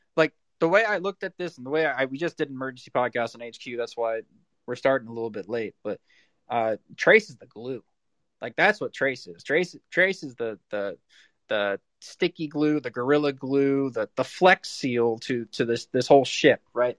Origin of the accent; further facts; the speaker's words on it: South Florida, United States; I'm from South Florida, so everybody here's a Dolphins fan